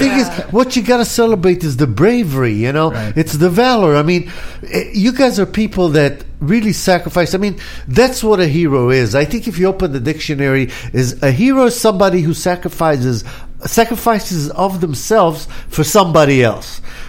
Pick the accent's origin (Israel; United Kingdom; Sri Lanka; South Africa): Israel; now in Los Angeles, United States; I come from Israel, where everybody goes to the military.